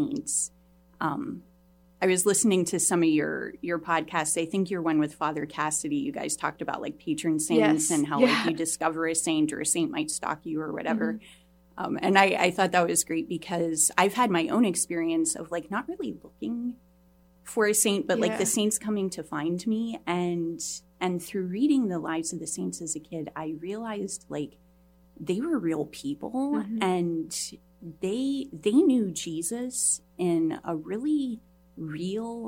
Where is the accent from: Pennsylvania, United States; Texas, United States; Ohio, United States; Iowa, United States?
Ohio, United States; moved away as an adult; now in New England, United States; I grew up in Ohio.